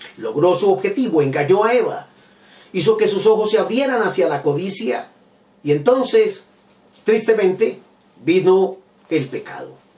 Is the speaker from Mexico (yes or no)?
no; Bogotá, Colombia; yo soy bogotano, vivo en Colombia